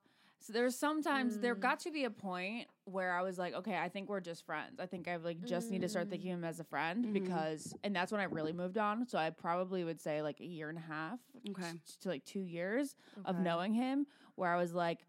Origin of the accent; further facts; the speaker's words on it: Virginia, United States; So my sister, my best friend and I, when we, you know, growing up in Virginia